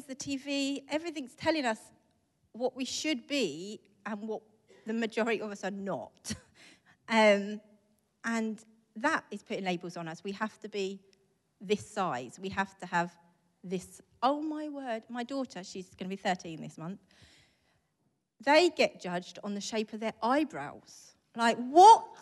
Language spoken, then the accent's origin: English; St Albans, East of England, United Kingdom; also born or lived in Israel; I'm from St. Albans